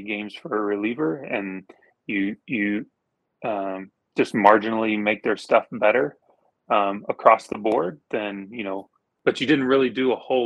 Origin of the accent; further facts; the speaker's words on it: Oklahoma, United States; I grew up in Oklahoma. I still live in Oklahoma